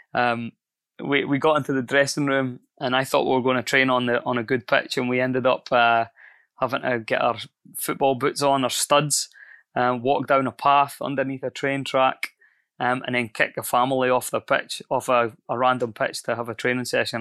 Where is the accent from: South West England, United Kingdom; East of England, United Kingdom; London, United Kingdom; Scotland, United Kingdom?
Scotland, United Kingdom; moved away as an adult; also born or lived in New Zealand; I'm Scottish